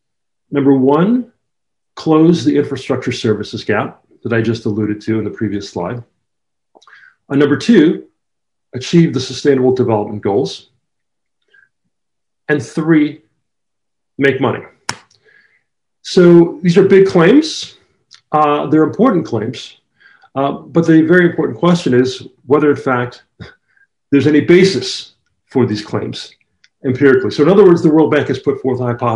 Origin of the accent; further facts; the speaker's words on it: Jamaica; although my accent no longer sounds like it, I'm originally from Jamaica, so I'm from the Caribbean, just like Sir Arthur.